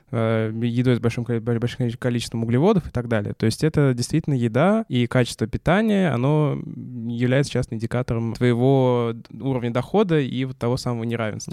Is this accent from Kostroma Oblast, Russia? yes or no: no; Samara, Samara Oblast, Russia; Я из Самары